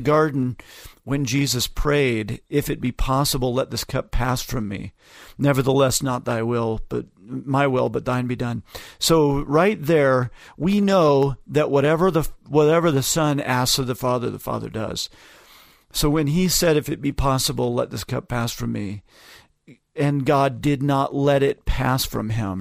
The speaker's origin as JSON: {"language": "English", "town": "Ogden", "region": "Utah", "country": "United States", "tie": "born or raised there", "said": "my hometown"}